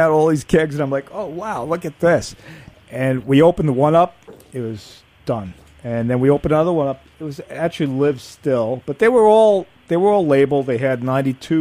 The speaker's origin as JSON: {"language": "English", "town": "New York City", "region": "New York", "country": "United States", "tie": "born or raised there", "said": "I grew up in Manhattan"}